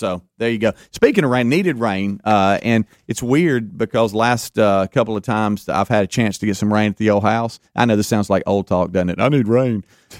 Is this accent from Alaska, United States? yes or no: no; Gulf Coast of Mississippi, United States; Growing up on the Gulf Coast of Mississippi